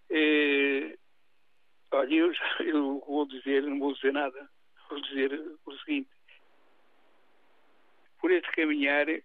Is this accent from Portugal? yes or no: yes; Portugal; como português digo que é uma vergonha